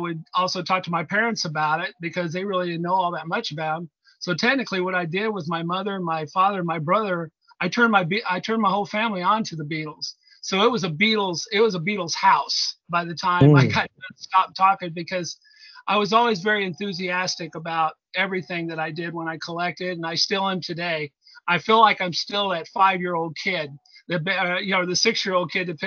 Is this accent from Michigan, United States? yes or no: no; Indianapolis, Indiana, United States; I'm from Indianapolis, Indiana